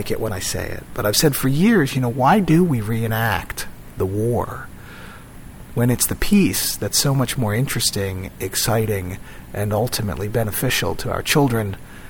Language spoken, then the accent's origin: English; Philadelphia, Pennsylvania, United States; I'm from Philadelphia